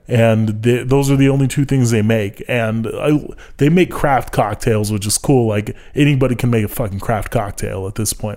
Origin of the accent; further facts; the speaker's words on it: United States; I'm American